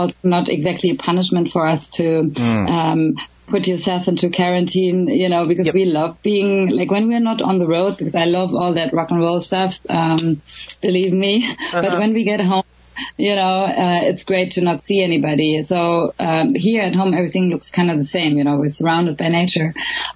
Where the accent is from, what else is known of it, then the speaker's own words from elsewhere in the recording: Berlin, Germany; moved away as an adult; also born or lived in Los Angeles, United States / London, United Kingdom / Sweden; now in Stockholm area, Sweden; I was born and raised in Berlin